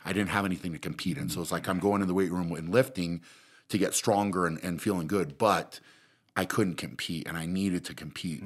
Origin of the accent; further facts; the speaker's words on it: Fort Lupton, Colorado, United States; I grew up in Fort Lupton